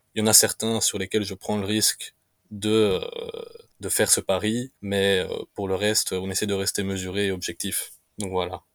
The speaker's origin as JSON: {"language": "French", "country": "Romania", "said": "ici chez nous en Roumanie"}